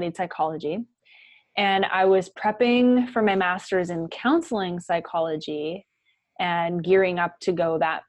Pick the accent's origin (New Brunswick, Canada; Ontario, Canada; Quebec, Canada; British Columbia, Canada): British Columbia, Canada; White Rock; moved away as an adult; also born or lived in Victoria, Canada; now in Dallas, United States; I'm from White Rock, which is like an hour south of Vancouver, Canada, little beach town